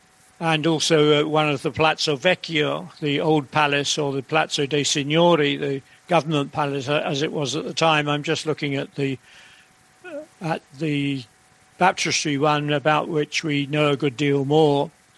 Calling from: Woodstock, South East England, United Kingdom; Hello, yep, I'm joining you from Woodstock near Oxford, which is much nicer than London.

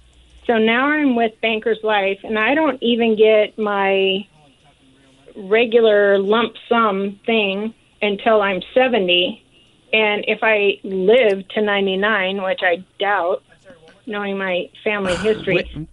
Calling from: Federal Way, Washington, United States; Hi guys. I'm from Federal Way, and I was with a nonprofit for 20 years

